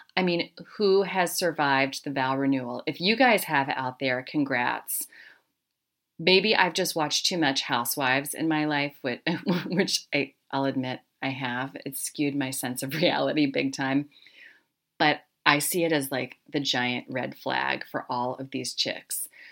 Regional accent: Harrisburg, Pennsylvania, United States; I grew up largely in South Central Pennsylvania, the Harrisburg, Hershey area.

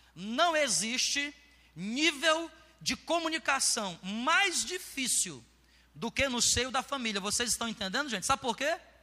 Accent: Ceará, Brazil; moved away; Eu nasci lá no Ceará

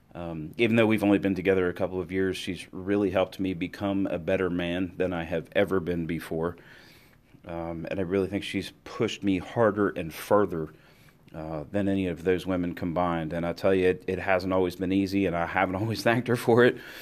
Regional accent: United States

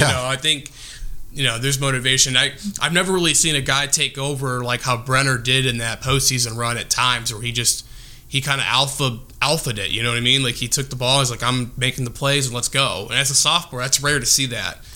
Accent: Illinois, United States; now in Indiana, United States; I'm from Illinois originally

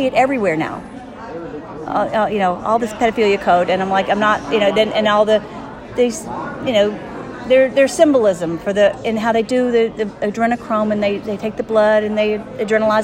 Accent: Nashville, Tennessee, United States; moved away; I'm originally from Nashville

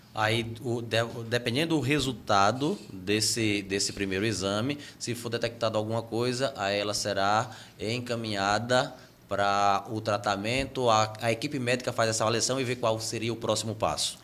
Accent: Limoeiro de Anadia, Alagoas, Brazil; na região que eu cresci ali em Limoeiro de Anadia

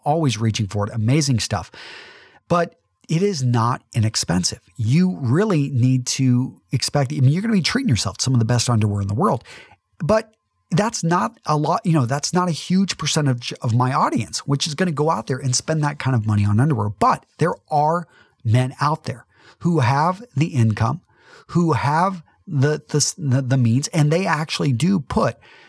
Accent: Midland, Texas, United States; For some of you that know that I'm a conservative from Midland, Texas

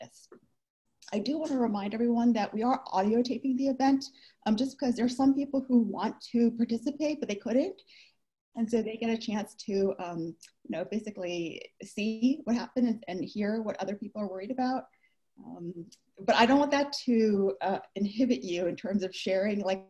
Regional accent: United States; moved away as an adult; now in Vancouver, Canada; I'm from the States

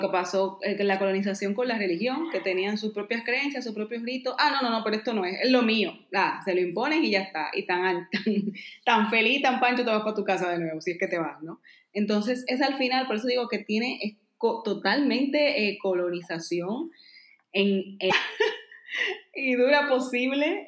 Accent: Dominican Republic; now in Spain; todos mis amigos y familia en Dominicana tenían trabajo

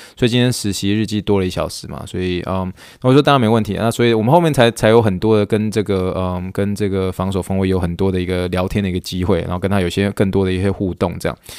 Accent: Taiwan; moved away as an adult; now in United States; 土生土长的一个台湾长

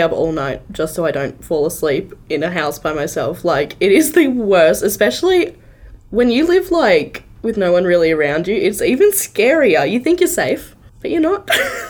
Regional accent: Sydney, New South Wales, Australia; Growing up in Sydney on Halloween, like all the kids would do it.

